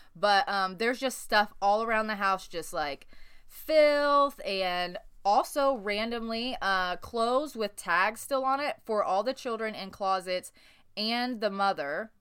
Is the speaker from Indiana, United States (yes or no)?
yes; Newburgh, Indiana, United States; I grew up in Newburgh, Indiana